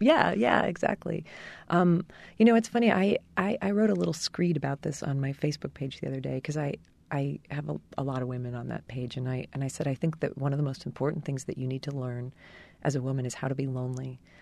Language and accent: English; New Jersey, United States; my home state of New Jersey